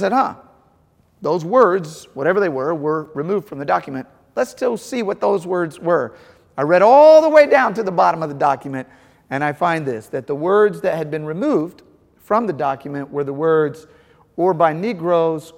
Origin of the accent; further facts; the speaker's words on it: St. Louis, Missouri, United States; I grew up in St. Louis